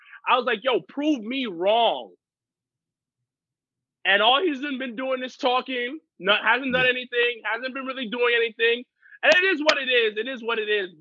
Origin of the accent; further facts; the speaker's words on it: New York, United States; I'm a New Yorker